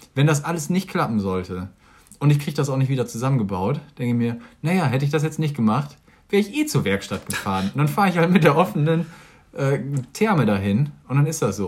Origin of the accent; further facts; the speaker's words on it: Germany; wir sind Deutsch